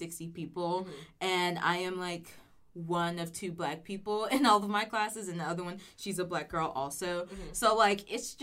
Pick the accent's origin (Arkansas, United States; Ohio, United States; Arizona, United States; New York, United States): Arkansas, United States; El Dorado; moved away as an adult; now in Fayetteville, United States; I grew up in El Dorado, Arkansas, which is like a very southern rural area